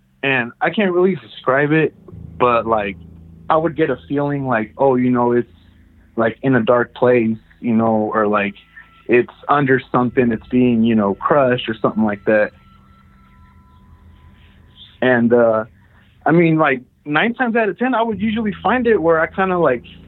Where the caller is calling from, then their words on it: Merced, California, United States; from Merced, California.